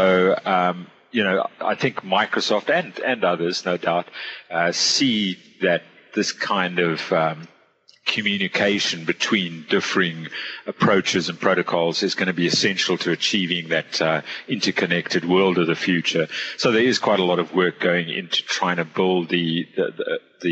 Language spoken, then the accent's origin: English; South Africa; now in Singapore; I'm from South Africa originally.